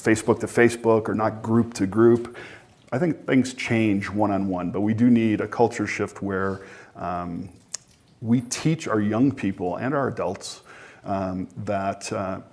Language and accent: English; Chicago, Illinois, United States; I come from Chicago